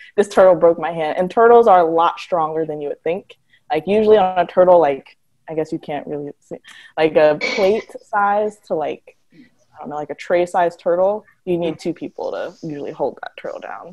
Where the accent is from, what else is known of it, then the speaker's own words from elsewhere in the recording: Detroit, Michigan, United States; I am originally from Michigan, Detroit specifically